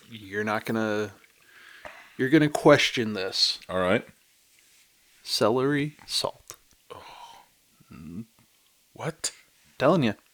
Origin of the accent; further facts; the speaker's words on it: Midwest, United States; also born or lived in Northeast; I uh, you know I grew up in the Midwest, you know lived in the Northeast.